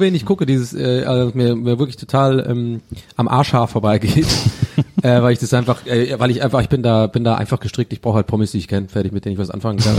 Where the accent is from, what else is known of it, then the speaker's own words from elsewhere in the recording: Tübingen, Baden-Württemberg, Germany; bei uns gab es immer ähm, in Tübingen und der ganzen Umgebung